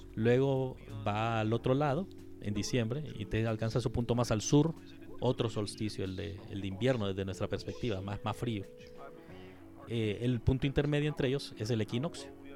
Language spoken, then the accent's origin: Spanish; Honduras; estoy yo de vocal como hondureño